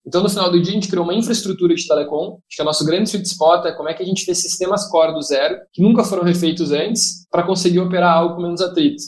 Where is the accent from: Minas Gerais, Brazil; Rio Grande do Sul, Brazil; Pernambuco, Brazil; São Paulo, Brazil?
Rio Grande do Sul, Brazil; sou gaúcho